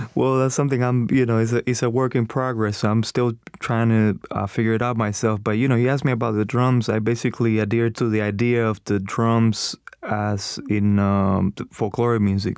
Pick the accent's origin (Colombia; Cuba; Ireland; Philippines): Cuba; now in United States; I'm from Cuba, so I try to study different things that I grew up